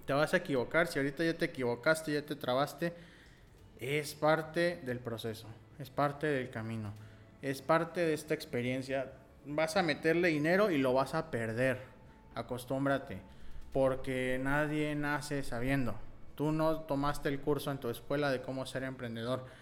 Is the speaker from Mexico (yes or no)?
yes; Nuevo León, Mexico; Nosotros eh, somos de Nuevo León.